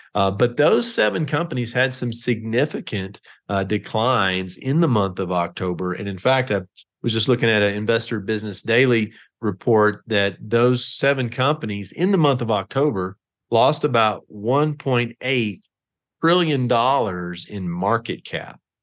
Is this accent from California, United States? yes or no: no; Texas, United States; I'm from Texas